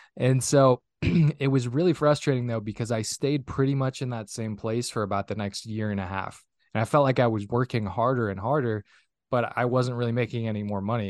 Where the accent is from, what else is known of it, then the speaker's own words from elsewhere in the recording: northern Minnesota, United States; now in Minneapolis–Saint Paul, United States; born and raised in Minnesota, originally, uh, from a small little town of three hundred people up in, uh, northern Minnesota